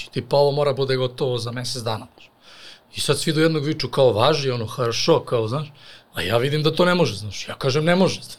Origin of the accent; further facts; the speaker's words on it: Serbia; mi Srbi